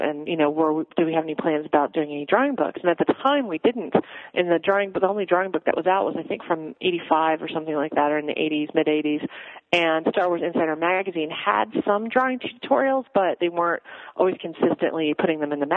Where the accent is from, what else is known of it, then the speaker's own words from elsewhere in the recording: Midwest, United States; I grew up in the Midwest